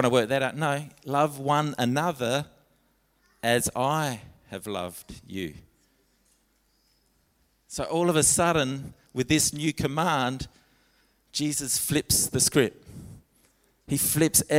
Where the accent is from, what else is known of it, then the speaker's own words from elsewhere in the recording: Alice Springs, Northern Territory, Australia; I grew up in Alice Springs